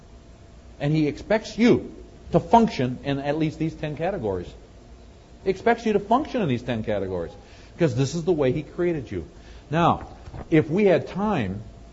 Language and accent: English; Wisconsin, United States; moved away; I'm from Wisconsin originally